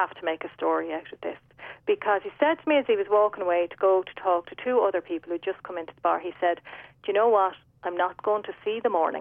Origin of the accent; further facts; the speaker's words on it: Dublin, Leinster, Ireland; now in Mullingar, Ireland; I'm a Dublin woman living in Westmeath